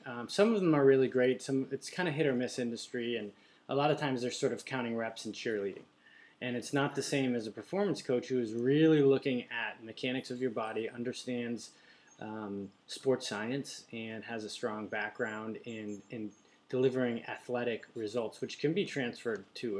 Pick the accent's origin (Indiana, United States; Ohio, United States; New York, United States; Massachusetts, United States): Massachusetts, United States; Amherst; moved away; also born or lived in San Diego, California; Amherst, Mass, Western Mass.